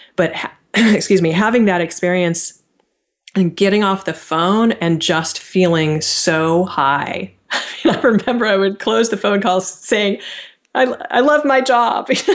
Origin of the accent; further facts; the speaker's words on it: near Stanford University, California, United States; I grew up right near Stanford University.